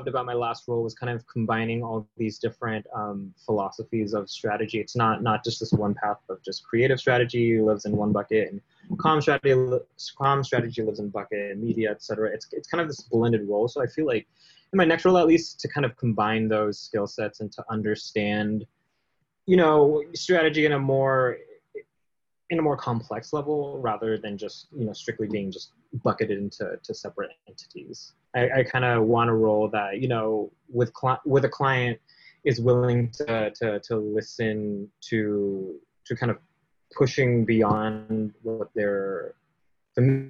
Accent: California, United States; I've been born and raised in California

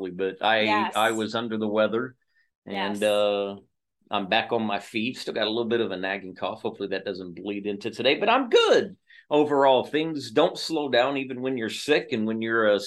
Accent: Oklahoma, United States; moved away; Oklahoma? Because that's my home state, home team

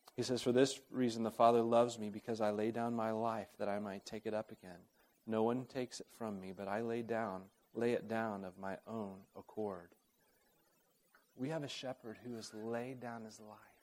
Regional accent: Oklahoma City, Oklahoma, United States; moved away; also born or lived in Uganda; I grew up in Oklahoma City

